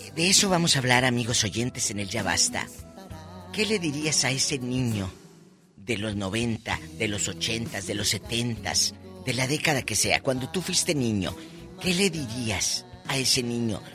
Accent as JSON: {"language": "Spanish", "town": "Matamoros", "region": "Tamaulipas", "country": "Mexico", "tie": "born or raised there", "also_born_or_lived": "Mexico City", "moved": "as an adult", "said": "mi tierra, Tamaulipas"}